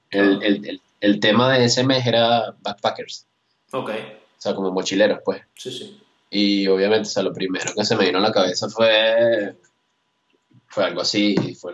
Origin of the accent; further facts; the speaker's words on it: Caracas, Capital District, Venezuela; soy criado en Caracas toda mi vida, pero yo realmente nací en Santo Mena, en Suatí.